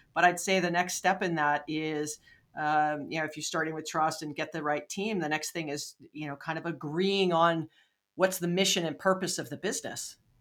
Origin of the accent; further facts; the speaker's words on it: Hawaii, United States; moved away; I'm from Hawaii